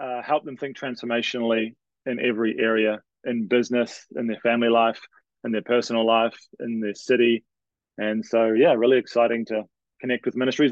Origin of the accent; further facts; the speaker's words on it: New Zealand; moved away as an adult; now in Canada; I'm from New Zealand, for those trying to guess my accent